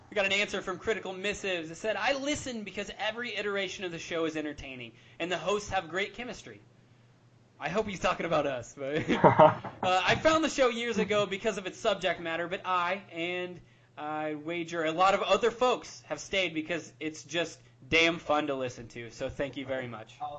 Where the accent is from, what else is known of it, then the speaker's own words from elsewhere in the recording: Southern Illinois, United States; my hometown in Southern Illinois